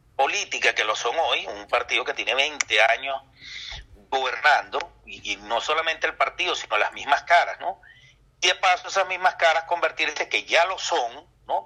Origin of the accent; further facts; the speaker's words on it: Venezuela; a nosotros, a los venezolanos